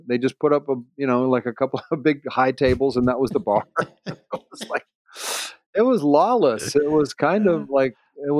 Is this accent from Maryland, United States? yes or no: yes; Baltimore, Maryland, United States; moved away as an adult; also born or lived in Illinois / Tennessee / Wisconsin / Los Angeles; I was born in Illinois, went to Tennessee for 4 years, Wisconsin for 3 years, I think. But by third grade, I was in Baltimore. Stayed there until I moved to L.A. in 76.